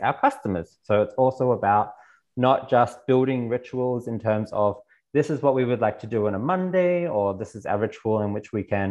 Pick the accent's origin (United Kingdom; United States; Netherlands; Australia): Australia; moved away as an adult; now in Berlin, Germany; I was born in Australia, and from Australia, I also then moved and have lived the last 8 years in Berlin.